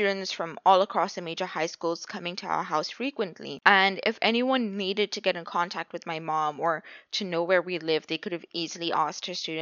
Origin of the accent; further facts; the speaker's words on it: Botswana; Botswana is a small country